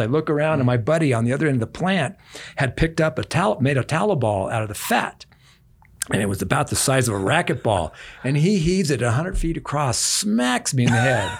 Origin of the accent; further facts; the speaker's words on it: Omaha, Nebraska, United States; Ended up in an orphanage, a boys' town in Omaha, Nebraska